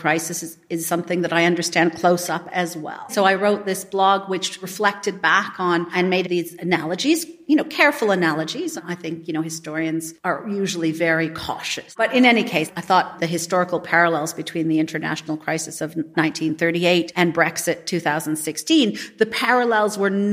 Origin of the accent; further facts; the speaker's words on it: Canada; I grew up in Canada and I'm Canadian, but I'm only first generation Canadian.